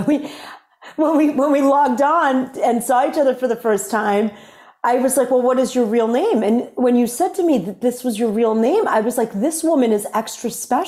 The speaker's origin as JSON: {"language": "English", "town": "Worcester", "region": "Massachusetts", "country": "United States", "tie": "born or raised there", "said": "I grew up in Worcester, Massachusetts"}